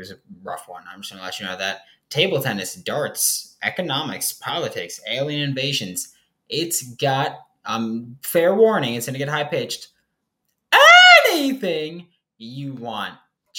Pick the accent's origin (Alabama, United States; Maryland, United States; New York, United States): New York, United States; New York City; I'm from New York City. We don't have good football players here.